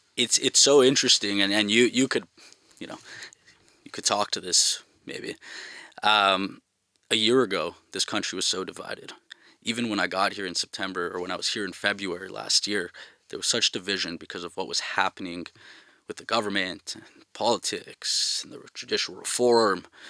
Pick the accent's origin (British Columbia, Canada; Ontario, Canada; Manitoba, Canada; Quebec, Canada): Quebec, Canada; Montreal; moved away as an adult; now in Tel Aviv, Israel; I'm from Montreal